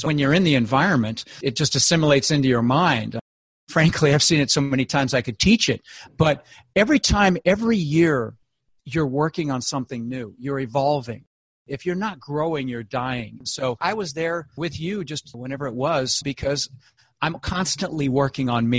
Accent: Denver, Colorado, United States; moved away; I grew up in Denver

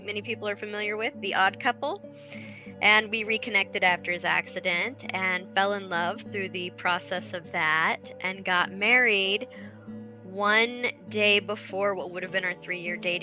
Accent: Salina, Kansas, United States; I come from Salina, Kansas

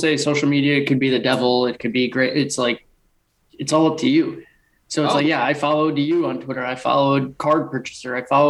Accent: an hour northwest of Chicago, Illinois, United States; also born or lived in Iowa; I'm from Chicago, but we're an hour northwest of Chicago.

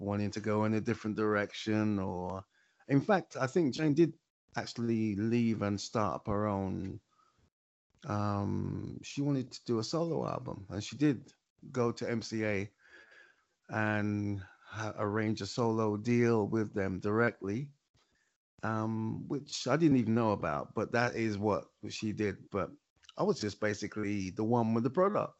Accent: London, United Kingdom; moved away as an adult; now in Lewisham, London, United Kingdom; I'm from Hackney. I'm from the east side of London

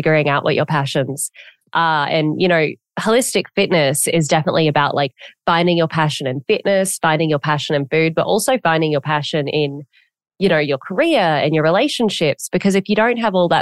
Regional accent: Australia; accent: Australian; I sound Australian, but I am American.

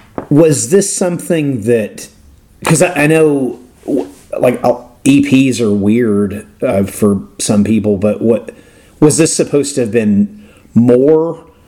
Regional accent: the South, United States; accent: Southern; I just can't pronounce it with my stupid Southern accent.

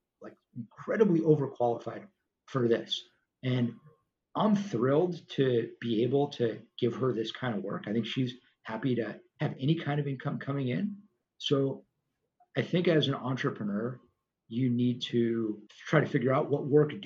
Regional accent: Los Angeles, California, United States; the street we grew up on in Tarzana, California, suburb

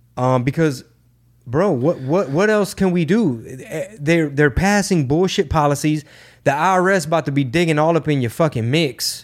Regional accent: Houston, Texas, United States; we do not have a venue for Houston at the moment, my hometown

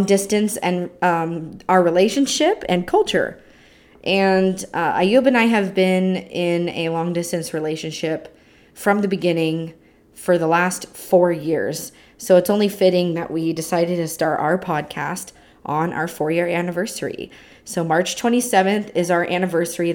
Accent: California, United States; I'm from California in the United States

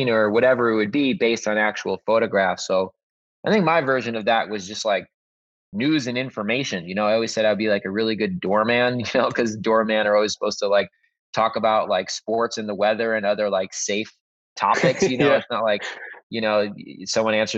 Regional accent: the Hamptons, Long Island, New York, United States; I grew up in the Hamptons on Long Island

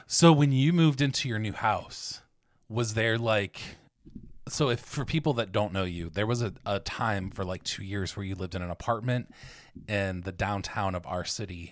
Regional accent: between Akron and Cleveland, Ohio, United States; also born or lived in Sydney, Australia; I grew up here in Ohio, except for that, that short time, and I actually grew up closer to the Lake Effect snow, um, between Akron and Cleveland.

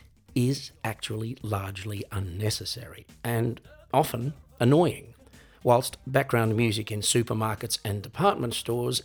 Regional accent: Australia; moved away as an adult; now in Europe; growing up in Australia

